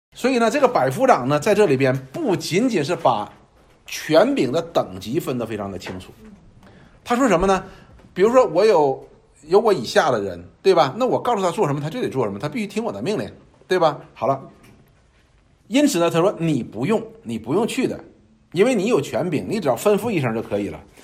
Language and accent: Chinese; China; 我们中国人他有一句话说